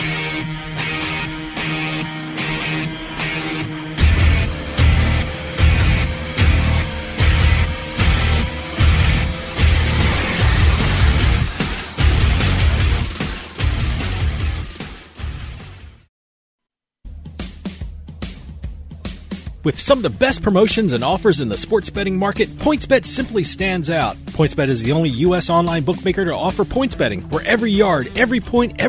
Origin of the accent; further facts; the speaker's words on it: New Jersey, United States; I grew up in New Jersey